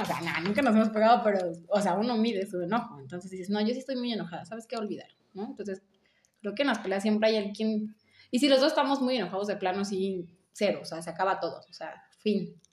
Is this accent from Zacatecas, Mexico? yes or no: no; Mexico City, Mexico; moved away as an adult; now in Chiapas, Mexico; Soy de la Ciudad de México, estudié leyes, migré para Chiapas